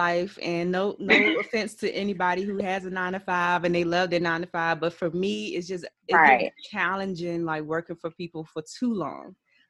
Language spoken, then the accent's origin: English; Washington, District of Columbia, United States; I'm from DC.